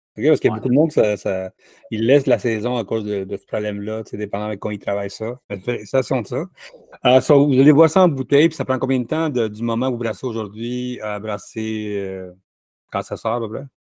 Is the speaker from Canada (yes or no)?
yes; Laval, Quebec, Canada; J'allais dire que je suis de Montréal, mais je veux de Laval